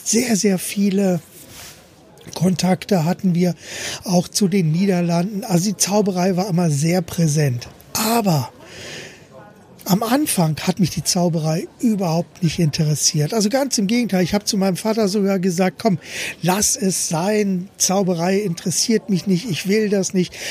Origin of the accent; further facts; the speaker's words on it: Berlin, Germany; moved away; wir kommen ja ursprünglich aus Berlin. Ich bin in Berlin geboren, Klammer auf, damals noch Berlin-West